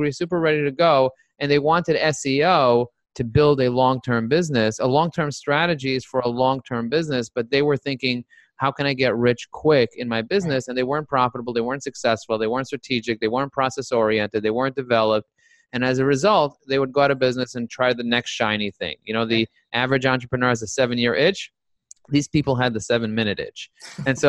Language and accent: English; New York, United States; I'm a New Yorker